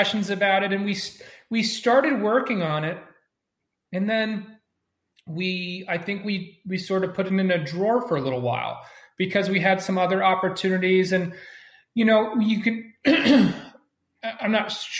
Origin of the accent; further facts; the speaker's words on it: United States; I was born in America